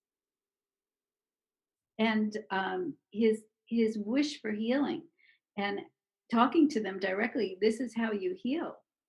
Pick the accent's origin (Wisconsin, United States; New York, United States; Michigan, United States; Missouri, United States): New York, United States; New York City; we are the same age, and we grew up in Brooklyn together.